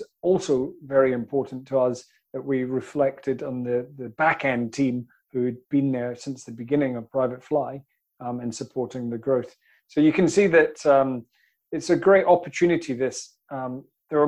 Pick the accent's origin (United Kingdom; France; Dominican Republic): United Kingdom; Scotland; Scotland, which is my home country